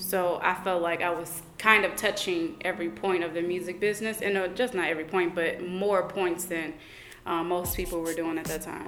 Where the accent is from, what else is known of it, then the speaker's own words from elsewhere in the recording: St. Louis, Missouri, United States; I grew up in the Normandy and Hazelwood Florissant district